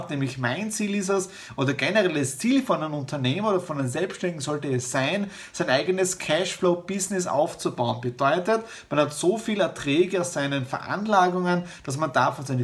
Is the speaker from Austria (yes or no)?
yes; Styria, Austria; Ihr wisst, ich komme aus der Südoststeiermark, drüben ist mein Elternhaus